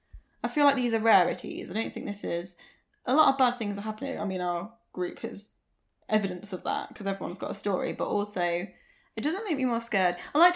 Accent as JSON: {"language": "English", "country": "United Kingdom", "said": "Maybe it's because we're white British girls."}